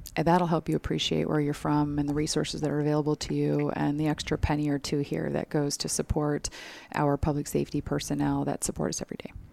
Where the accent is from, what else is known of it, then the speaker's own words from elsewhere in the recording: Minnesota, United States; moved away as an adult; now in Phoenix, United States; I love being from there